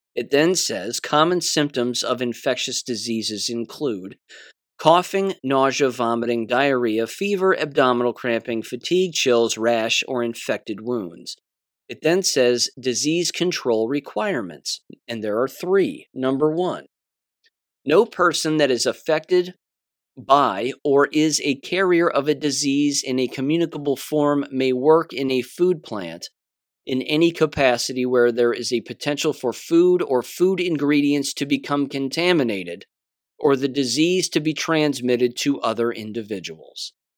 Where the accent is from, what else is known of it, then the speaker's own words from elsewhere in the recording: United States; I'm an American